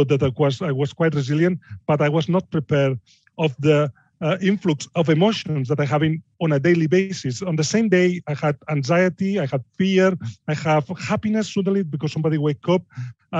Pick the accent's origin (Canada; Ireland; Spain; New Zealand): Spain; Barcelona, Catalonia; English is a second language; moved away as an adult; now in Yorkshire, United Kingdom; I'm from Barcelona